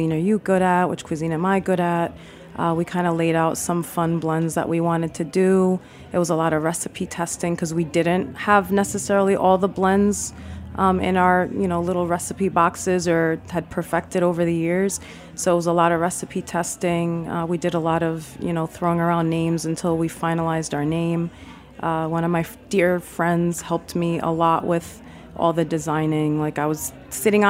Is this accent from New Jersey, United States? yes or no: no; New York City, New York, United States; I was raised in Queens